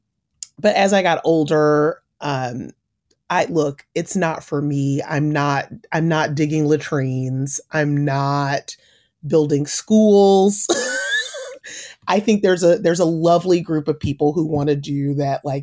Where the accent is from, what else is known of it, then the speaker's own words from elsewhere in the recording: Atlanta, Georgia, United States; moved away as an adult; also born or lived in London; I actually grew up in Atlanta